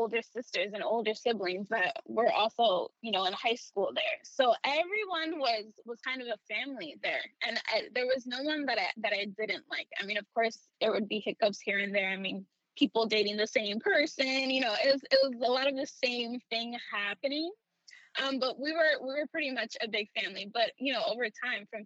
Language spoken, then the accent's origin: English; New York City, New York, United States; I was born and raised in the Bronx. I was there from when I was born until I was 17